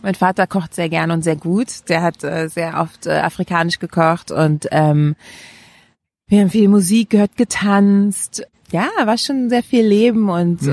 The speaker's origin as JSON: {"language": "German", "region": "Berlin", "country": "Germany", "tie": "born or raised there", "said": "Ich bin in Friedrichshain geboren und auch aufgewachsen tatsächlich"}